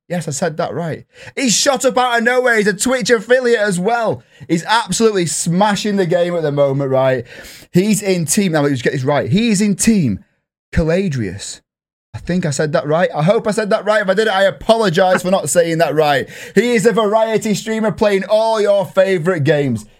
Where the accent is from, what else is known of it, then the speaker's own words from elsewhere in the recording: England, United Kingdom; I'm English